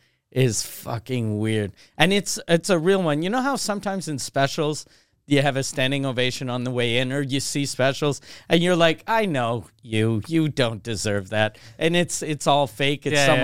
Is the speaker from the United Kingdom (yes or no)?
no; Canada; I'm the Canadian OJ.